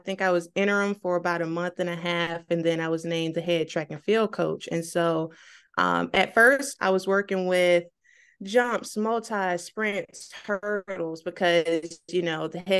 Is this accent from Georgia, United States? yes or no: yes; Georgia, United States; moved away; I'm originally from Georgia